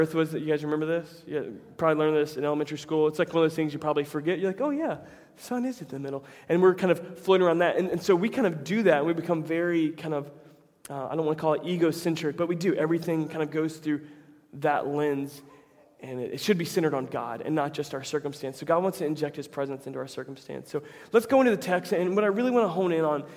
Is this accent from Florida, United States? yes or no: yes; Tampa, Florida, United States; my hometown team is getting a lot better, the Tampa Bay Rays